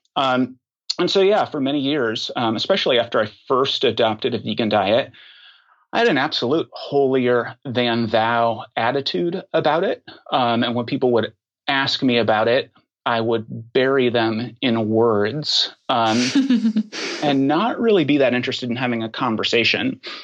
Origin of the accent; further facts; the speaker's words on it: Oklahoma, United States; moved away as an adult; now in Washington, D.C., United States; my formative years, uh, I grew up in Oklahoma.